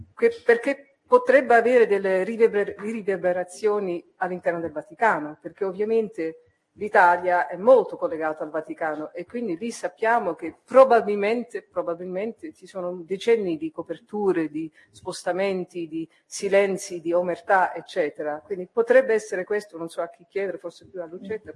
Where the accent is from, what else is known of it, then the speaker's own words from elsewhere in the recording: Netherlands; now in Italy; io non riesco da olandese